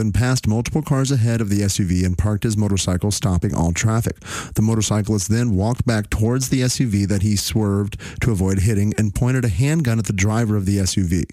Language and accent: English; Fort Worth, Texas, United States; here in my hometown, just a few miles from where I live